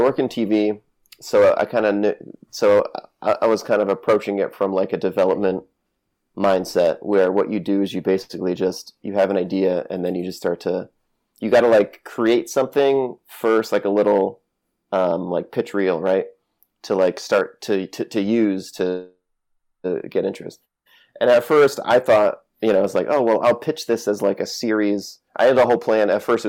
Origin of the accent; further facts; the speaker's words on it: New England, United States; So, sorry, I'm from New England, so I curse a lot.